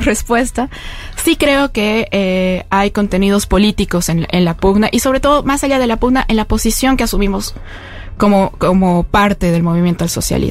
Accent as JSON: {"language": "Spanish", "region": "La Paz", "country": "Bolivia", "said": "yo vengo de La Paz, que es la sede de, gobierno en Bolivia"}